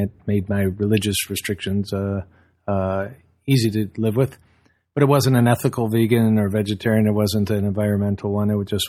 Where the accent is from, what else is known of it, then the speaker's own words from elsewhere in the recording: Southfield, Michigan, United States; Born and raised in suburbia about, 40 minutes from where you are, Southfield.